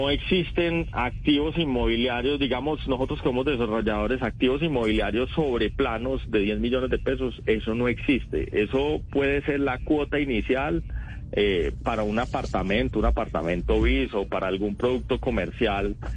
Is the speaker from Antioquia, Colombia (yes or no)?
yes; Paisa region, Antioquia, Colombia; accent: paisa; se me nota que soy paisa y, vivo enamorado de esta región.